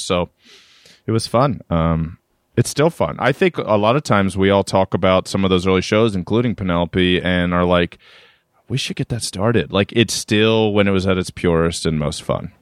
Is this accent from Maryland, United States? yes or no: yes; Reisterstown, Maryland, United States; moved away as an adult; also born or lived in Amherst, Massachusetts / Atlanta / Brooklyn; now in New York, United States; born and raised in Reisterstown, Maryland